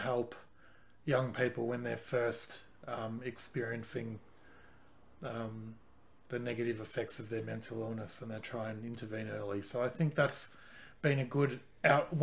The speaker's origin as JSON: {"language": "English", "country": "Australia", "tie": "born or raised there", "said": "I grew up in Australia"}